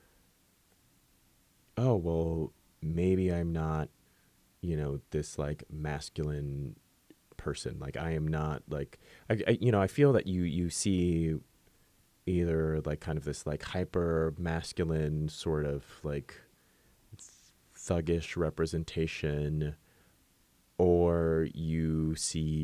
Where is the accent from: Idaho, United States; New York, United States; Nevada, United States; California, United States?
California, United States; San Francisco; growing up in San Francisco